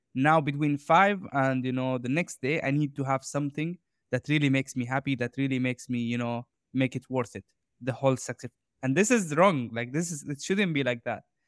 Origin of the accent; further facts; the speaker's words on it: Jordan; I grew up in Jordan